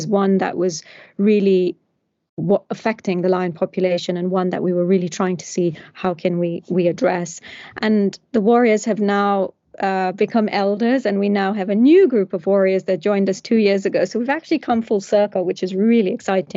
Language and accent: English; Nairobi, Kenya; when I was a child growing up in Kenya. I was born in Nairobi